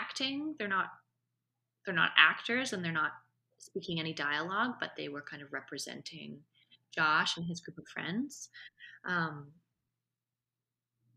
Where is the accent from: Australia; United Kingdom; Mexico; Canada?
Canada; Vancouver, British Columbia; Vancouver International Film Festival, which is my hometown, where this all happened